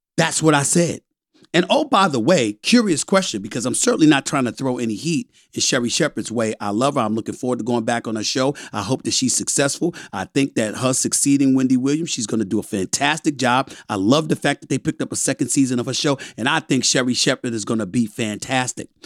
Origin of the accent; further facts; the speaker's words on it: U.S. Virgin Islands; I'm from the West Indies, I'm from Saint Thomas, Virgin Islands